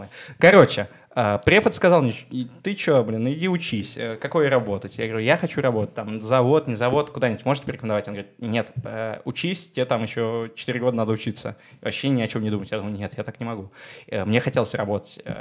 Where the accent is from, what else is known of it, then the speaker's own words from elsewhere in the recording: Moscow, Russia; Я из Москвы. Э, мы сейчас записываем с тобой подкаст в том доме, в котором я рос